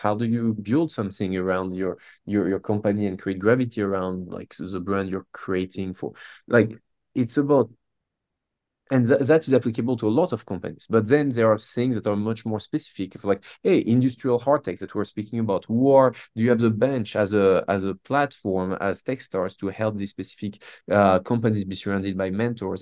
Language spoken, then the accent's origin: English; south of France, France; moved away as an adult; now in Boston, United States; I grew up in France, um, born and raised in the south of France.